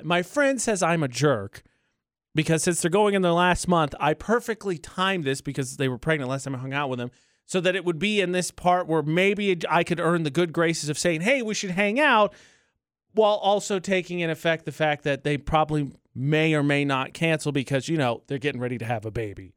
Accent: Indiana, United States; my home state

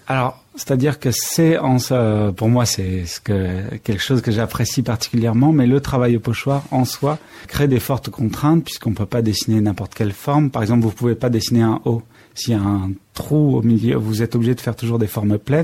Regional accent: Limousin, Nouvelle-Aquitaine, France; j'ai été élevé dans le Limousin

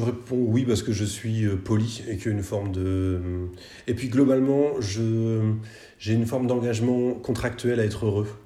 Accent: Nantes, Pays de la Loire, France; je suis nantais

